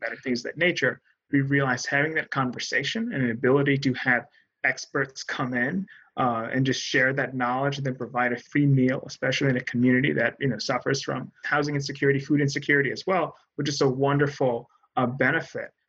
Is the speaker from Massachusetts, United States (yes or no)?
no; New Haven, Connecticut, United States; New Haven's my hometown